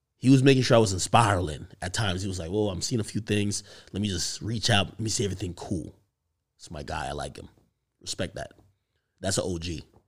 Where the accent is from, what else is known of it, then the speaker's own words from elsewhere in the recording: Jamaica; moved away; I grew up in Jamaica